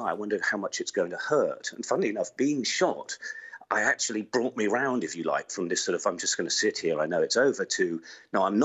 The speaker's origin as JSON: {"language": "English", "country": "United Kingdom", "said": "We identified ourselves as British journalists"}